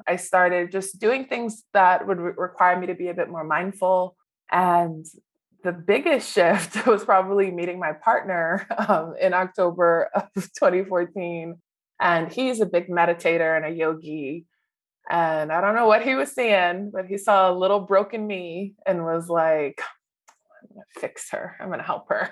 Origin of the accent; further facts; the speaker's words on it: New Orleans, Louisiana, United States; So I grew up in New Orleans.